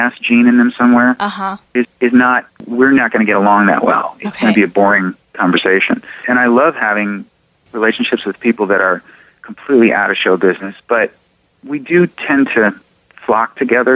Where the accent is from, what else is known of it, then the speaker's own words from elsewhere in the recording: Chicago, Illinois, United States; I'm from Chicago